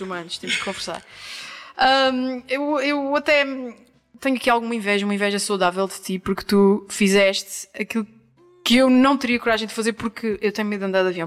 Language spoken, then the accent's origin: Portuguese; Angra do Heroísmo, Azores, Portugal; moved away as an adult; also born or lived in São Miguel; now in Lisbon, Portugal; na linda e histórica cidade de Angra do Heroísmo, que é também a terra onde eu nasci e vivi até aos meus 18 anos